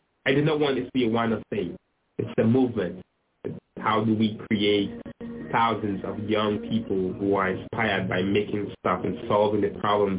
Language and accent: English; Sierra Leone; I'm from Sierra Leone. I'm a PhD student at the MIT Media Lab, where we have unlimited creative freedom.